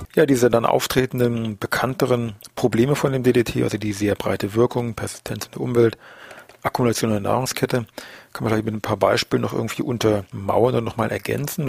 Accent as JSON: {"language": "German", "country": "Germany", "said": "bei uns in Deutschland"}